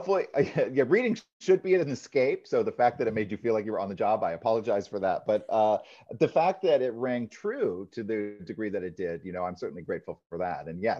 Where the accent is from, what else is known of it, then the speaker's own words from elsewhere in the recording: Maine, United States; I grew up in Maine, so I still feel like a New England boy at heart.